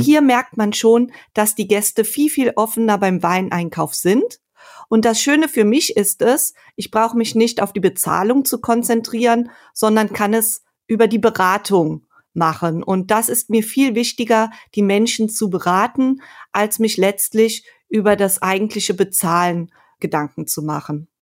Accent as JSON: {"language": "German", "town": "Sankt Aldegund", "region": "Rhineland-Palatinate", "country": "Germany", "tie": "born or raised there", "also_born_or_lived": "Geisenheim", "said": "Aufgewachsen bin ich in St. Aldigund in einem Weinort an der Mosel"}